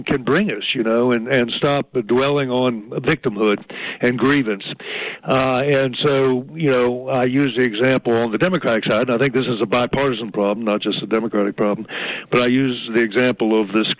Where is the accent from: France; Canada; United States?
United States; Tidewater, Virginia; accent: southern; I'm from Tidewater, Virginia, the Chesapeake Bay area where I come from.